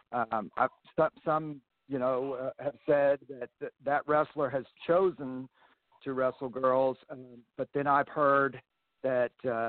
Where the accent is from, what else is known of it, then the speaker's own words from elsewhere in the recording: Arkansas, United States; I grew up in Arkansas